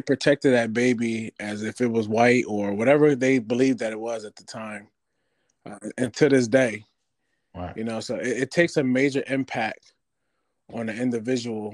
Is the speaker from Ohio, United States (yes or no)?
no; New York, United States; moved away; also born or lived in near Delaware; I'm from New York, so New York is a melting pot. And when I moved down to close to Delaware